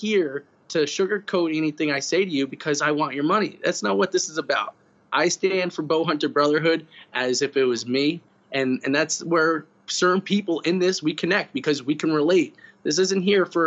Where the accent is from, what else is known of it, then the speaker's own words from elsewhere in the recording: New York, United States; I'm from New York